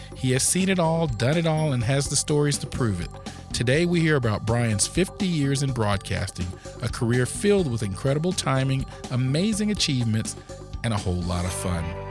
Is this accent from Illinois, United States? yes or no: no; Florida, United States; now in Georgia, United States; I was born here in Georgia but then quickly moved to Florida.